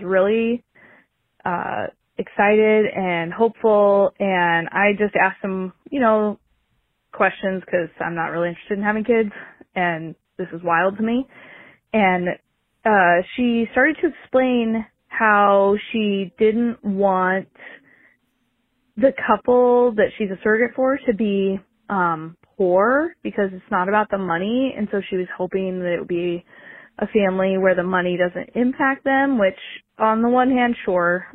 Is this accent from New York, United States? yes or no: no; Oregon, United States; I am a person from Oregon